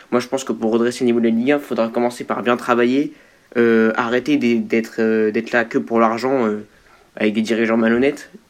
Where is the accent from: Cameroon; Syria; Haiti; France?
France; Lille, Hauts-de-France; Moi, je suis Lillois, donc euh, je comprends forcément.